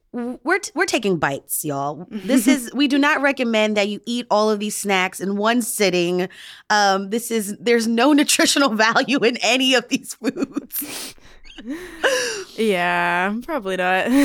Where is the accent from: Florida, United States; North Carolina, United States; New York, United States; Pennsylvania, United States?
Pennsylvania, United States; Philadelphia; I grew up snacking on Tastykake butterscotch crimpets, soft pretzels, and mango water ice.